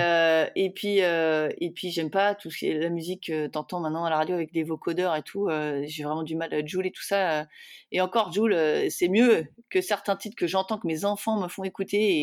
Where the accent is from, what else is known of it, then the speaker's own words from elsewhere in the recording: France; je suis française